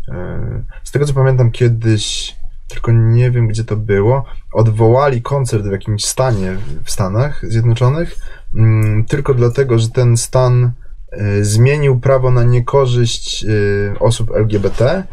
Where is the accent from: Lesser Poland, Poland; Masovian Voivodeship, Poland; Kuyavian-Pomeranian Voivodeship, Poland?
Lesser Poland, Poland; Kraków; jestem z Krakowa.